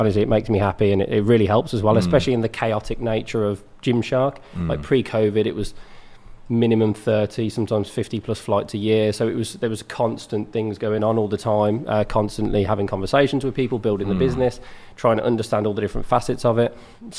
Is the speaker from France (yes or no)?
no; Bromsgrove, West Midlands, United Kingdom; I grew up in a town called Bromsgrove, which is 20 minutes south